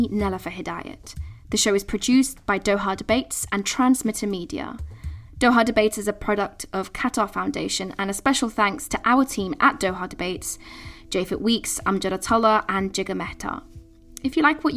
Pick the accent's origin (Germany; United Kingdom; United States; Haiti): United Kingdom; my home country of the United Kingdom